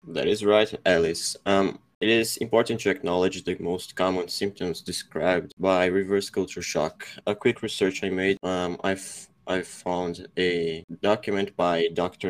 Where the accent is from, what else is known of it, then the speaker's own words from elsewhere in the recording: São José dos Campos, São Paulo, Brazil; I am from Brazil. I'm from São Paulo, São José dos Campos.